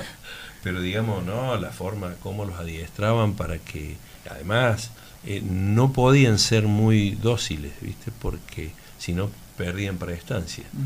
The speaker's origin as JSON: {"language": "Spanish", "town": "Laguna Larga", "region": "Córdoba", "country": "Argentina", "tie": "born or raised there", "also_born_or_lived": "Calchín", "said": "yo nací en Calchín este, y por una cuestión comercial de mi padre vinimos a vivir a Laguna Larga. Eh, yo tenía dos añitos"}